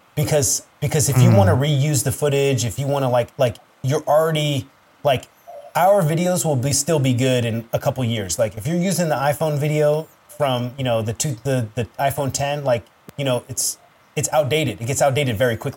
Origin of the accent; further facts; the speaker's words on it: Northern Virginia, United States; moved away; also born or lived in Sterling, Virginia / West Springfield, Virginia / Alexandria, Virginia / Washington, District of Columbia, United States; I grew up in Nova, man. So I grew up in, you'll probably know it, but I jumped around all Northern Virginia.